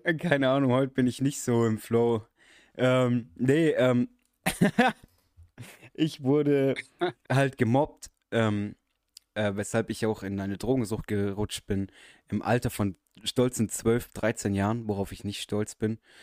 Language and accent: German; Germany; ich bin halber Araber, bin aber in deutschen Verhältnissen aufgewachsen